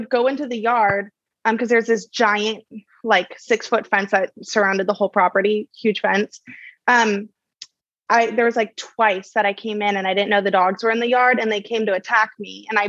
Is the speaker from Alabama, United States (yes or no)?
no; Laguna, California, United States; also born or lived in Santa Ana; But yeah, I grew up in Laguna for the next season of my life. And that was really interesting because I came from like Santa Ana.